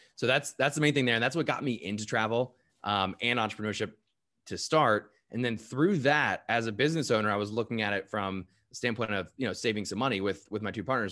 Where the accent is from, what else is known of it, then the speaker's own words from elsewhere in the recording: United States; I'm American.